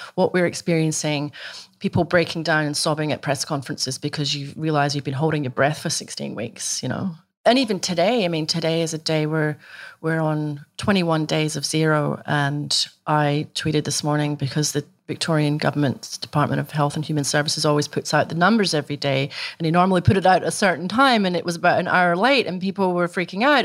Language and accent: English; Scotland, United Kingdom; moved away as an adult; now in Australia; I grew up in Scotland, you know, in a country where teetotalism is a crime punishable by death